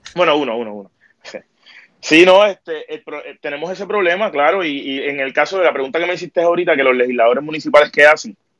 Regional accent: San Juan, Puerto Rico; soy de Caimito, tengo 30 años

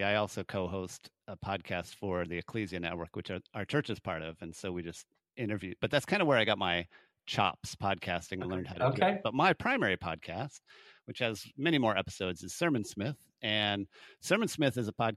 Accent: Longmont, Colorado, United States; also born or lived in Hygiene, Colorado; now in Austin, United States; I grew up in Longmont, which is like an hour north of Denver

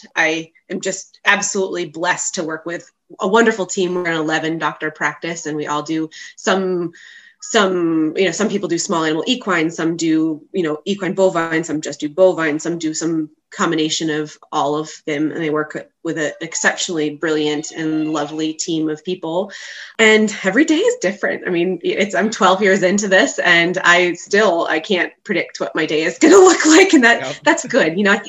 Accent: Vermont, United States; moved away as an adult; also born or lived in Pennsylvania; So I grew up in Vermont, and my dad is a large animal veterinarian with a practice right on the border of Vermont and New York. So I grew up riding in his truck.

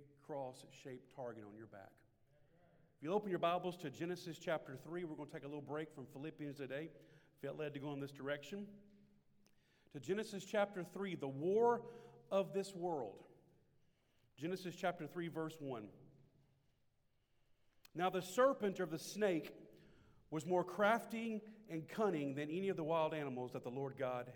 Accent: Shreveport, Louisiana, United States; Shreveport, Louisiana. My hometown.

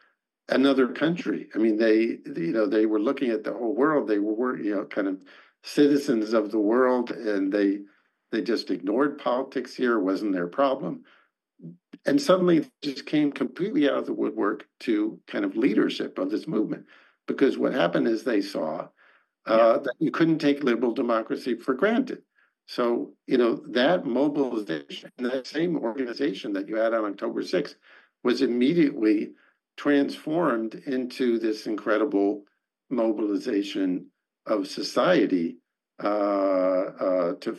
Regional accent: United States; now in Israel; I grew up in America

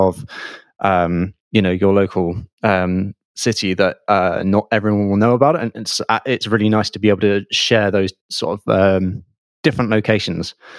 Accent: Bath, South West England, United Kingdom; I'm from Bath

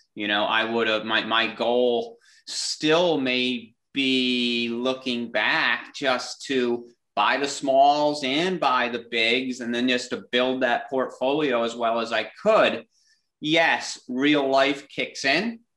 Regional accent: Clifton Park, New York, United States; growing up in Clifton Park, about 10 minutes down the road

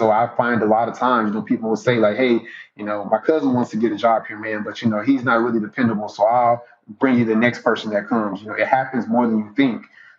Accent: Jacksonville, Florida, United States; He's in Duval now. I wish him the absolute best because he is leading a team that, you know, my hometown team.

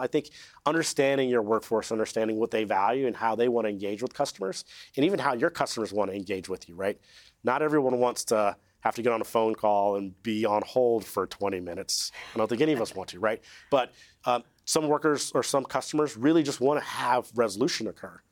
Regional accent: California, United States; I'm from California

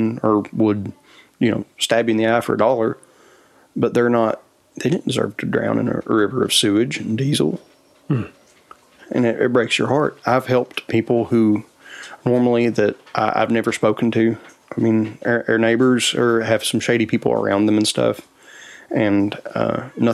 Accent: Appalachia, United States; as Appalachians

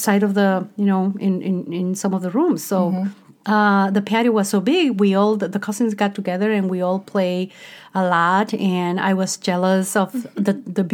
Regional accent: Mexico; English is a second language; moved away as an adult; also born or lived in Chicago; now in United States; I grew up as Mexican

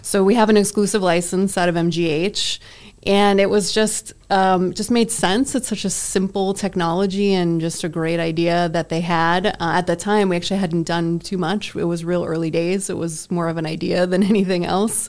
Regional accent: Massachusetts, United States; I grew up in Massachusetts

